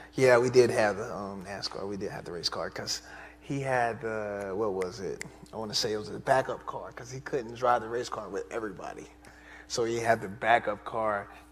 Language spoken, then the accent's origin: English; the Carolinas, United States; moved away; I was born and I grew up in the Carolinas. So it was almost like home to me.